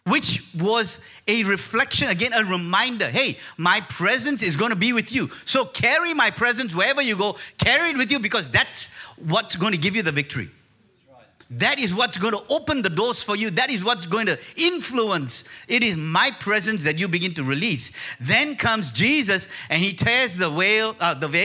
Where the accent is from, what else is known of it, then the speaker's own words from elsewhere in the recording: Malaysia; we're from Malaysia, she's Chinese in her makeup and I'm Sri Lankan in mine